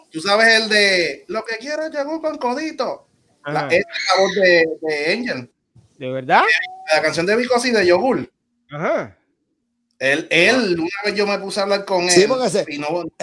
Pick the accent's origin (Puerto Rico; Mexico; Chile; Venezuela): Puerto Rico; Naguabo; yo soy de Naguabo, yo soy de Naguabo